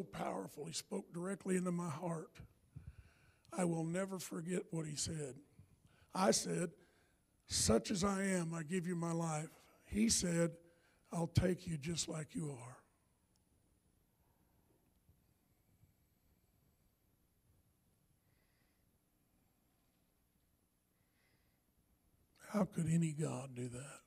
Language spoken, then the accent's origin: English; the South, United States; I'm from the South